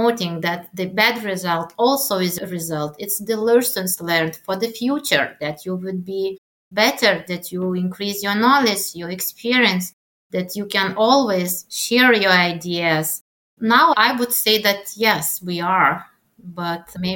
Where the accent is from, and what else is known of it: Lithuania; English is a second language